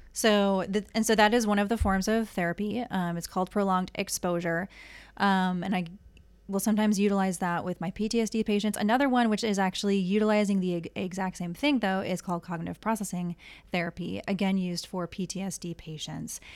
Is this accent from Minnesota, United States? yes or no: yes; Minneapolis, Minnesota, United States; moved away as an adult; also born or lived in Southern California; now in Honolulu, United States; I was born and raised in the Twin Cities.